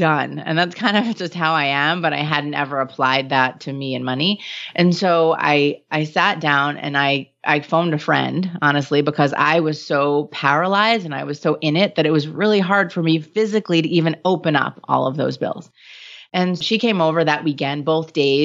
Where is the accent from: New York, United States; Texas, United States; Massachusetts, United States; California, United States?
New York, United States; I'm Jewish and from New York